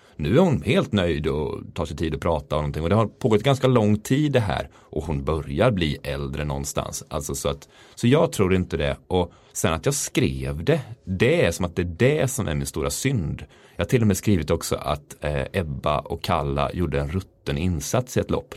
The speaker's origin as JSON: {"language": "Swedish", "town": "Mullsjö", "region": "Jönköping County", "country": "Sweden", "tie": "born or raised there", "moved": "yes", "said": "Jag är från Mullsjö"}